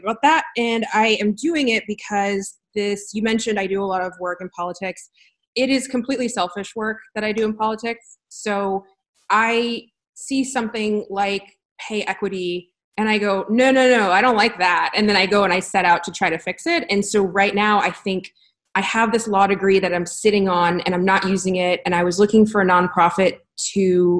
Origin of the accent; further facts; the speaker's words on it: United States; I was born in America